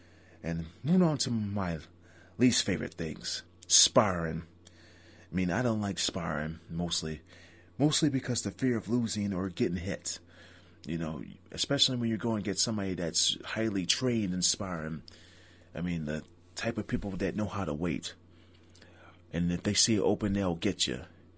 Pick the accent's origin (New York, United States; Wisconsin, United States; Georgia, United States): New York, United States; Niagara Falls; traveling from my hometown Niagara Falls to Boston.